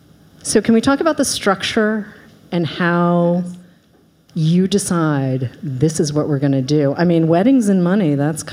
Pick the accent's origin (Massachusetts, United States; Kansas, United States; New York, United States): Massachusetts, United States; Boston; I was raised in Boston.